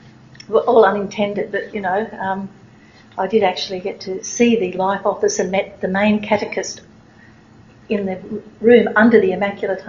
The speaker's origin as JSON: {"language": "English", "country": "Australia", "said": "I'm Australian tourist"}